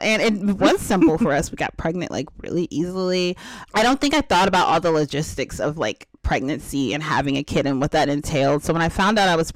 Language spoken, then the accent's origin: English; East Coast, United States; I was born on the East Coast